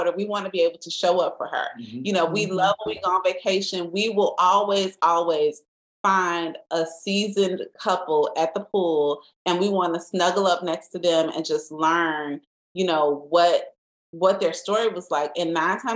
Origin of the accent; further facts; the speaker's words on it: Chicago, Illinois, United States; we're from the South Side